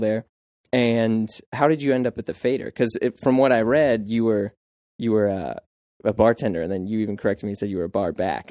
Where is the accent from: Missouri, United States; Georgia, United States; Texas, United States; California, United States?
Missouri, United States; St. Louis; moved away as an adult; now in New York, United States; I was in Saint Louis